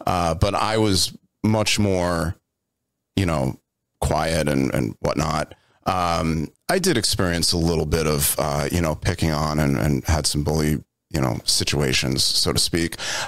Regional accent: Long Island, New York, United States; Born and raised in Long Island, New York.

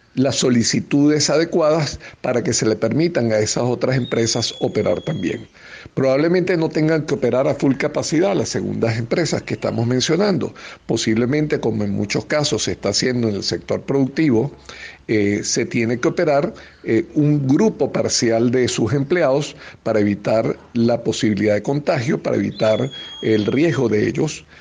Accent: Venezuela; como venezolanos

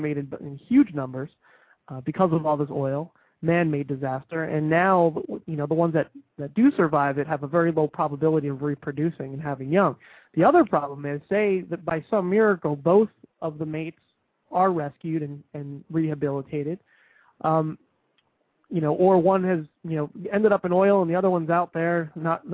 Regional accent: New Jersey, United States; now in southern United States; I grew up in New Jersey

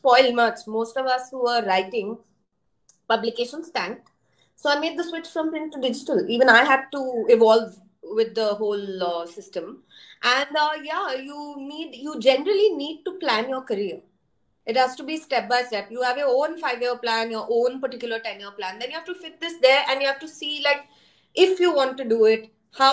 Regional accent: India; also born or lived in Australia; as Indian

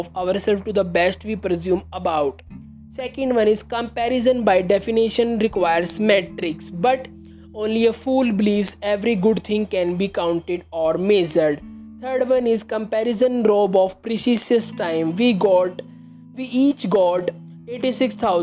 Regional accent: India; I am from India

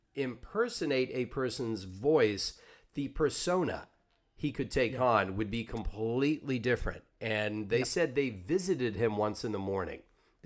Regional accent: Savannah, Georgia, United States; And I grew up in the Deep South, but in Savannah, which is on the East Coast. But when I was in high school, I had an accent

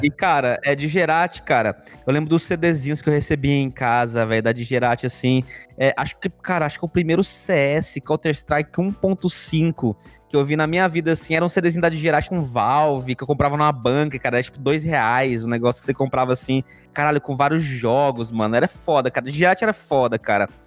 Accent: Goiânia, Goiás, Brazil; Eu era de Goiânia

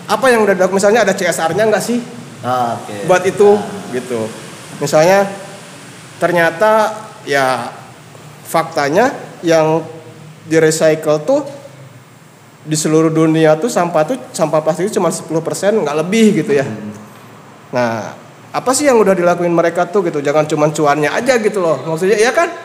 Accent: Bandung, West Java, Indonesia; terus apa yang udah si brand ini lakukan untuk saya orang Bandung

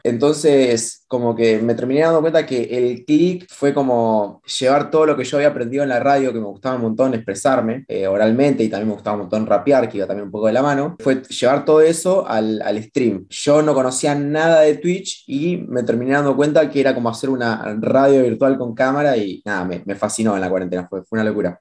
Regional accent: La Pampa, Argentina; mi infancia en La Pampa fue básicamente la infancia de, cualquier chico

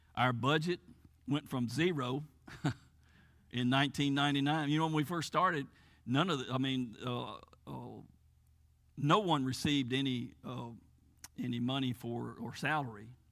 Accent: United States; moved away as an adult; I grew up here in Fayette County, born and raised here, went to school here, graduated from high school here

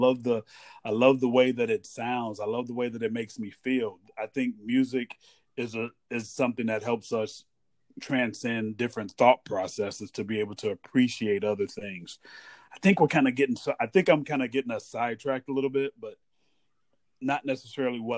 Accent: United States; also born or lived in Hawaii; as an American

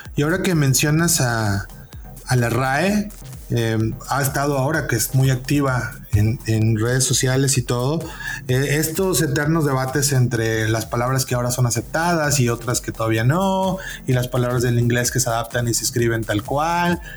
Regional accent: near the border with Veracruz, Oaxaca, Mexico; also born or lived in Puebla, Mexico; now in Saltillo, Mexico; soy de Oaxaca, de la parte que colinda con Veracruz

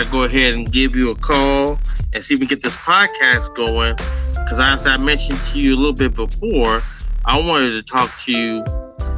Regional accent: the Bay Area, California, United States; I'm from the Bay

